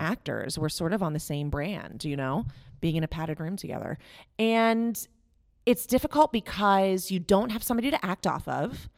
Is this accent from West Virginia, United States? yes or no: yes; West Virginia, United States; moved away as an adult; I'm from West Virginia originally